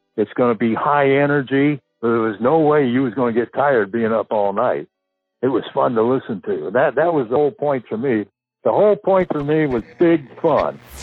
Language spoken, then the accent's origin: English; San Fernando Valley, California, United States; moved away; also born or lived in Burbank, California / Indianapolis / Boston / Cleveland; I was born in Burbank. I grew up in the San Fernando Valley